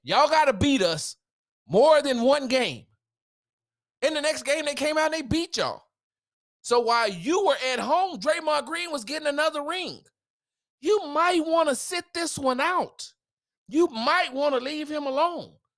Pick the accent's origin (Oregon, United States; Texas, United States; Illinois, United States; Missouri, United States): Texas, United States; I'm from Texas